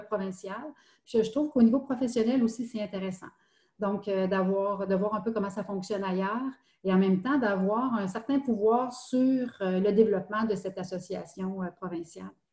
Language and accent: French; Estrie, Quebec, Canada; moved away as an adult; also born or lived in Montreal; je viens de l'Estrie. J'avais, j'avais quitté quelques années pour, pour, pour Montréal.